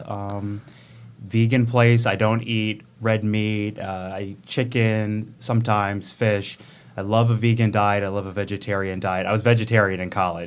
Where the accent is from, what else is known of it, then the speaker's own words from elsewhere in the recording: Oak Creek, Wisconsin, United States; also born or lived in Racine, Wisconsin / Charleston, South Carolina; It's my hometown. So I'm from Oak Creek, um, was born in Racine